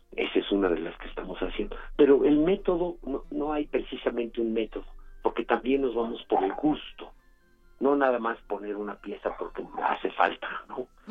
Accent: Mexico

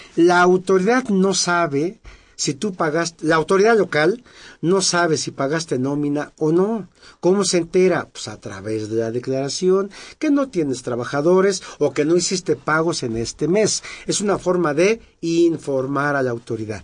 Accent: San Luis Potosí, Mexico; yo soy de San Luis Potosí, de mi barrio San Miguelito.

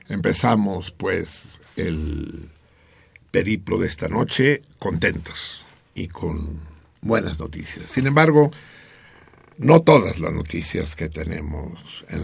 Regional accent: Mexico; una a las 12 de la noche sí somos mexicanos, me cae, sí amamos, tú amas a la patria.

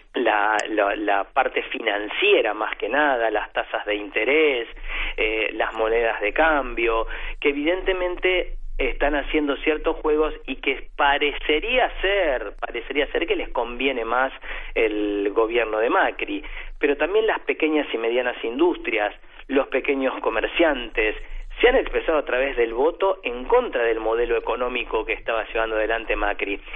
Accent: Argentina

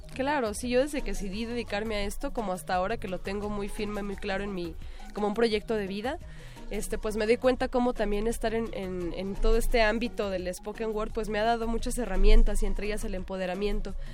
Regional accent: Tijuana, Baja California, Mexico; moved away; Yo soy de Tijuana, nativa de allá

